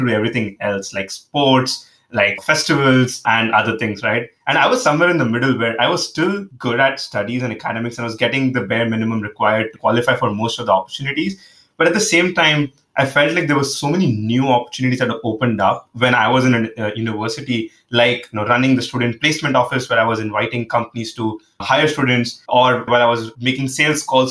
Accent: Mumbai, Maharashtra, India; I'm originally from India, Mumbai specifically. Grew up there

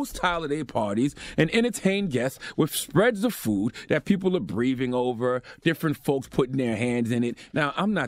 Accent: Moncks Corner, South Carolina, United States; moved away; I was raised in Monk's Corner, South Carolina

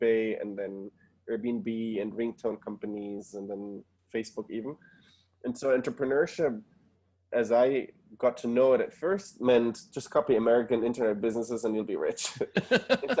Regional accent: Germany; moved away as an adult; also born or lived in Argentina (parents); now in United States; I was born and raised in Germany originally. My parents are from Argentina

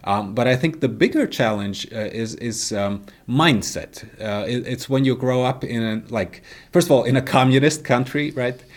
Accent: Latvia; moved away as an adult; also born or lived in United States; I was raised, uh, in the Soviet Union, right? I, I was born in nineteen eighty-five, so, so, you know, I was born in Soviet Latvia.

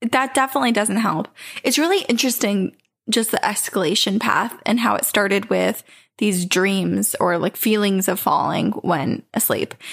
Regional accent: Queensland, Australia; accent: Australian; I'm from Australia.

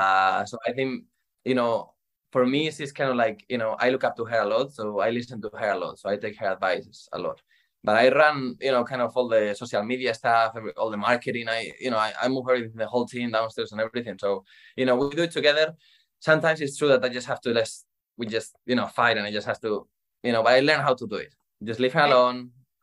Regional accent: Madrid, Community of Madrid, Spain; So basically, I am from Spain, Madrid. I started when I was 5 years old playing for a small team in my town.

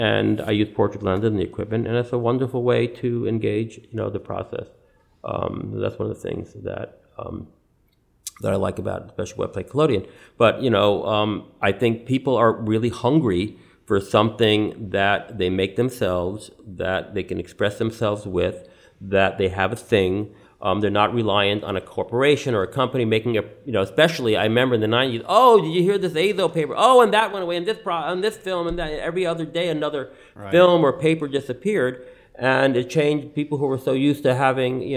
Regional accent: New York City, New York, United States; I was born in New York City. My father was born here, my grandfather

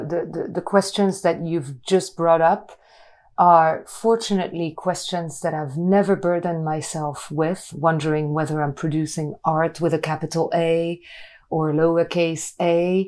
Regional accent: France; as a kid, I grew up in France in a town where Peugeot factories were.

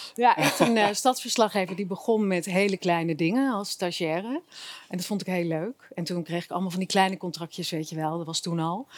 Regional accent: Zeeland, Netherlands; moved away as an adult; now in Amsterdam, Netherlands; ik ben geen Amsterdammer kom oorspronkelijk uit Zeeland, maar ik ben in Amsterdam gaan studeren.

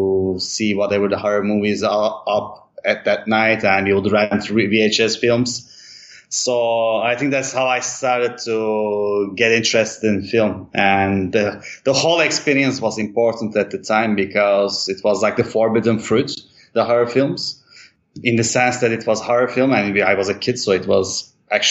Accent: Istanbul, Turkey; also born or lived in Europe / United States / Mexico / Thailand; I grew up in Istanbul till I was 17, and then I moved abroad

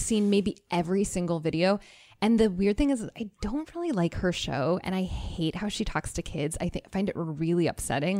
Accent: Arizona, United States; I'm from Arizona

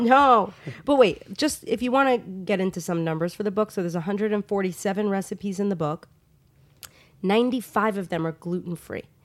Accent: Long Island, New York, United States; moved away; also born or lived in Los Angeles; Long Island, my hometown

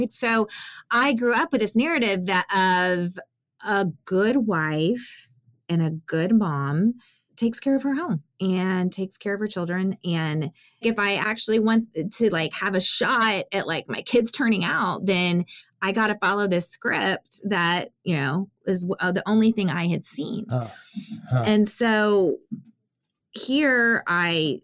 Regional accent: San Antonio, Texas, United States; I grew up in San Antonio, 80% Hispanic

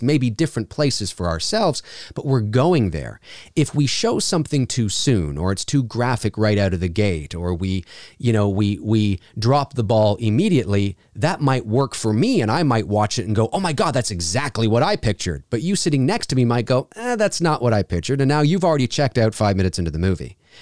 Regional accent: Canada; also born or lived in Toronto, Canada; I work out of my professional home studio here in Toronto, Canada. And yes, I am Canadian.

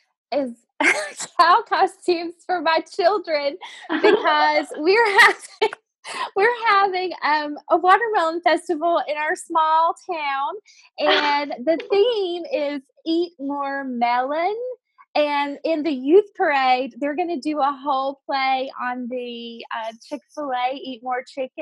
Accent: Virginia, United States; Like, well, we grew up in the Southwest Virginia, and we grew up saying pop.

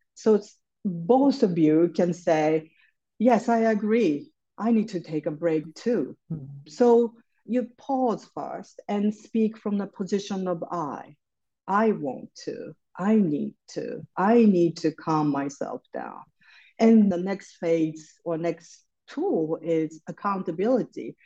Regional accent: Japan; moved away as an adult; now in New York City, United States; I grew up in Japan. I live in New York City. I came here for college and ended up staying here.

